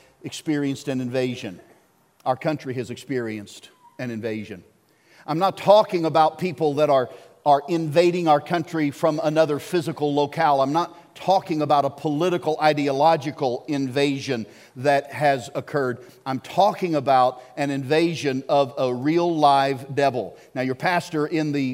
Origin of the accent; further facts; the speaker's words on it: Arkansas, United States; I grew up in Arkansas